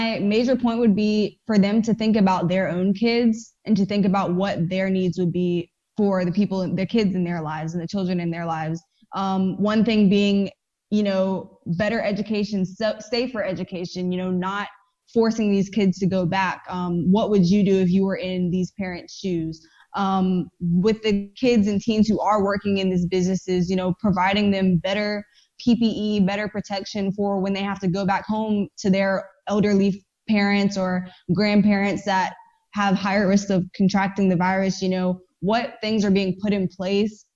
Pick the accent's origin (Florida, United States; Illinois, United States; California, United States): Florida, United States; also born or lived in Tallahassee; this is my hometown, this is where my family grew up